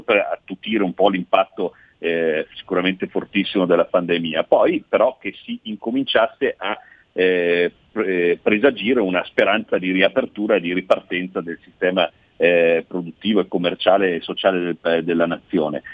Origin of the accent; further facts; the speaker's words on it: Milan, Lombardy, Italy; also born or lived in Veneto; sono di Milano ma sono di origine veneta